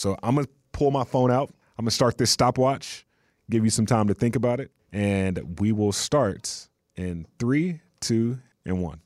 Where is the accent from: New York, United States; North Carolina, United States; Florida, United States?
North Carolina, United States; moved away; my home state